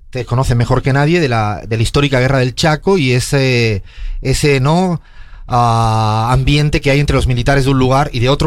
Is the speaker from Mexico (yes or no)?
no; Spain; moved away